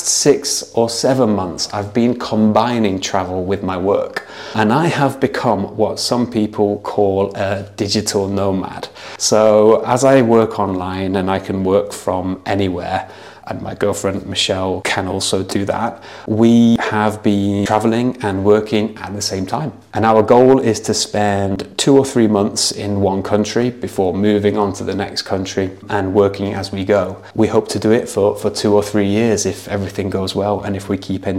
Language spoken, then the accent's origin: English; Nottingham, East Midlands, United Kingdom; moved away as an adult; also born or lived in China; I'm an English teacher from Nottingham in the UK.